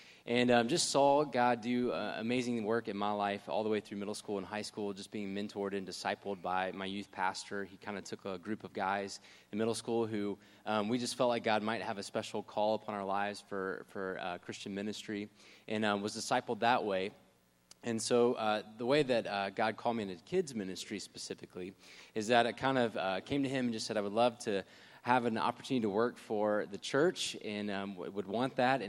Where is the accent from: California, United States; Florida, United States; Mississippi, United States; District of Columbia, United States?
Mississippi, United States; Jackson; moved away; I'm originally from Jackson, Mississippi, so just to go ahead and throw that out there, that is where I'm from